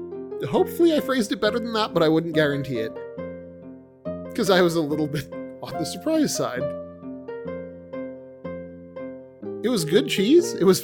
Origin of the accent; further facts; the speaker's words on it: Scotland, United Kingdom; We're Scottish and therefore we like Iron Brew.